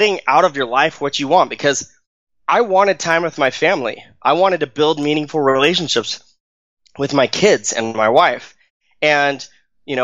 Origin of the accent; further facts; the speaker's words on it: Arizona, United States; now in Utah, United States; I grew up in Arizona. I live in Utah now